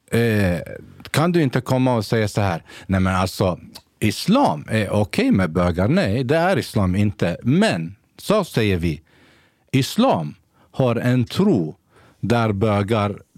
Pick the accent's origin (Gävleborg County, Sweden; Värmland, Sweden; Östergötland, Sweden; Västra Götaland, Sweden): Gävleborg County, Sweden; Gävle; also born or lived in Basra, Iraq / Saudi Arabia; hela min uppväxt här i Sverige